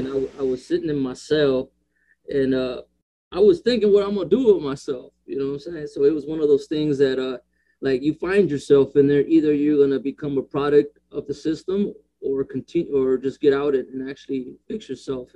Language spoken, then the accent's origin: English; Las Vegas, Nevada, United States; I'm from the East Las Vegas